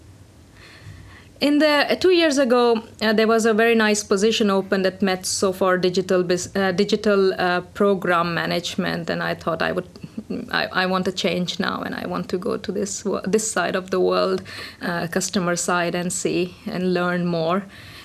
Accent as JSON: {"language": "English", "country": "India", "moved": "as an adult", "lives_now": "Finland", "said": "I'm of Indian origin. I came to Finland about 13 years ago. And back in India, I studied electronics engineering"}